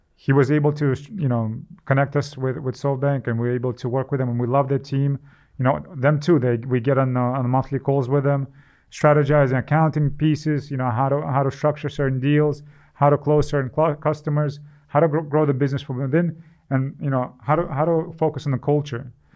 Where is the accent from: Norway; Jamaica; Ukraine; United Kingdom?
Ukraine; moved away; I'm from Ukraine